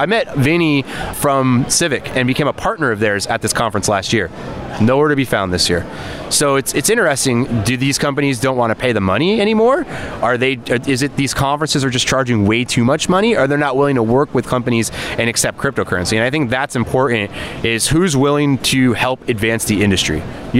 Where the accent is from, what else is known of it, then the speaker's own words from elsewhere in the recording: Las Vegas, Nevada, United States; So just so you guys know, I'm from Vegas, not Miami.